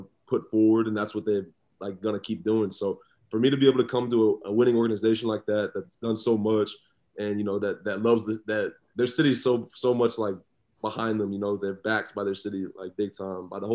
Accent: Houston, Texas, United States; I was born and raised in Houston, so that's where I've been my entire life

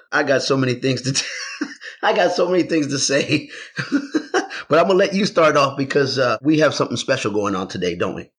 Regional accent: San Antonio, Texas, United States; also born or lived in Houston, Texas; I am originally from San Antonio, but by way through Houston because I literally lived in Houston for a very long time of my life

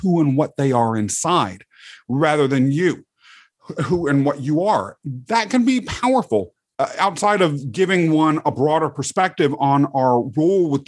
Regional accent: Topeka, Kansas, United States; also born or lived in England; They raised me mostly in the outskirts of the capital city of Kansas, Topeka

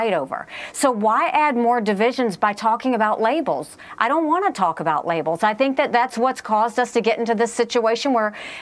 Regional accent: South Carolina, United States; I grew up, we were the only Indian family in a small, rural, southern town in South Carolina

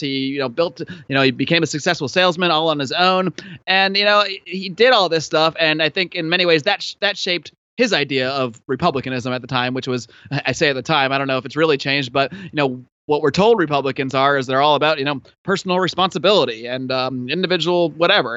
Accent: Connecticut, United States; also born or lived in Buffalo, New York; now in California, United States; I was originally born in Buffalo, New York, and then I, I, uh, when I was about eight years old, my family moved to Connecticut

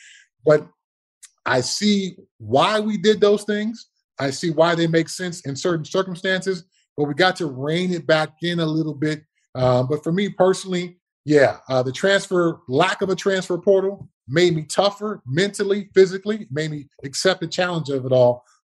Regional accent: Altadena, California, United States; So I always say I'm from Pasadena. The reality is I'm from Altadena.

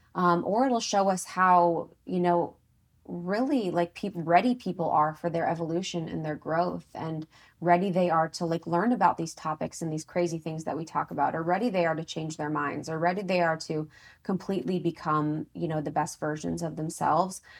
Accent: Ohio, United States; I'm from Ohio

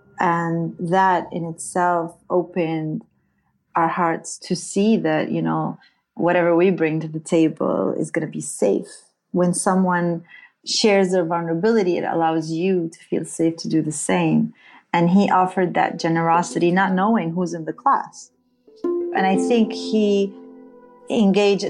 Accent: Beit Jala, Bethlehem Governorate, Palestine; first language Arabic; English is a second language; also born or lived in Jerusalem; I was born in Jerusalem. I grew up in Palestine and spoke Arabic. That's my native language. I grew up in a small little village called Beit Jala.

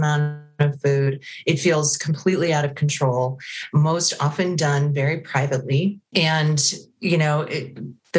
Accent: Connecticut, United States; moved away as an adult; also born or lived in Prescott, Arizona; I'm originally from Connecticut

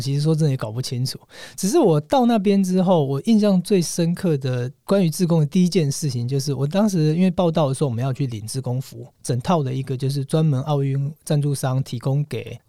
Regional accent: Taiwan; 我从台湾来的

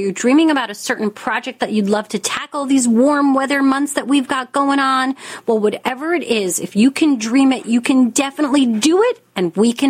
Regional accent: New York, United States; and you know, I'm a New Yorker, so sometimes I'm not always as friendly as I'd like to be.

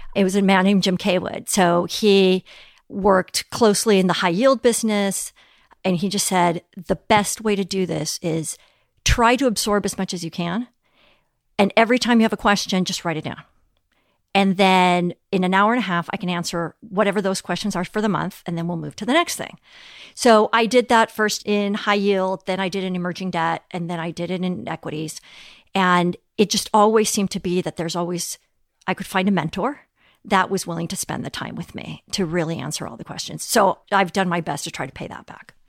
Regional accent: Mexico City, Mexico; also born or lived in Europe; now in United States; growing up in Mexico City

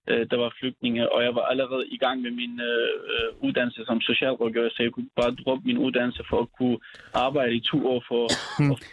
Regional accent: Syria; moved away as an adult; now in Denmark; vi er født og opvokset i Syrien, og og vi har været der indtil altså, øhm, hmm. meget spontant, vi skulle flygte

